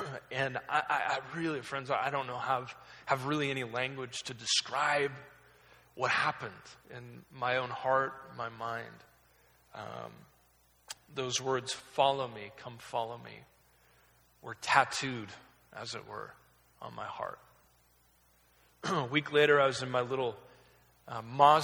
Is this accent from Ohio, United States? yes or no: no; Oregon, United States; I was raised in Oregon. I was kind of lived there my entire life.